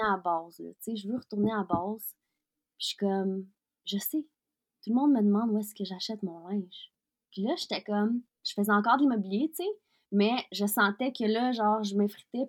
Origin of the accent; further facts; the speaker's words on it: Quebec, Canada; also born or lived in Russia; je suis maintenant, je suis québécoise, je suis canadienne, je suis russe aussi